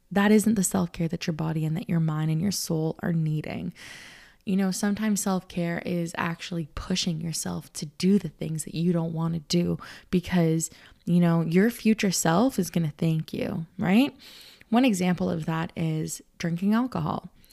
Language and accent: English; Canada; I'm Canadian. I come, you know, North America